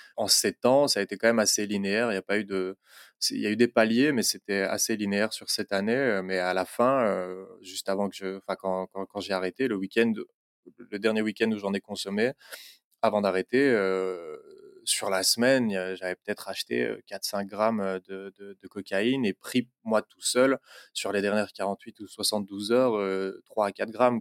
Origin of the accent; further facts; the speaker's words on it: Belgium; je suis belge, j'habite à Bruxelles